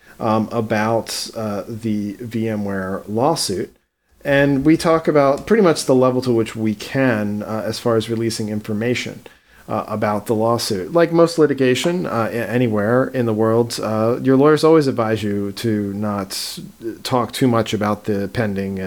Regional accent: East Coast, United States; I'm from the East Coast

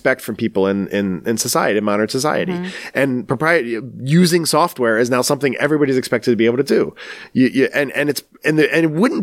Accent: Baltimore, Maryland, United States; I'm almost from the South because I'm from Baltimore, Maryland

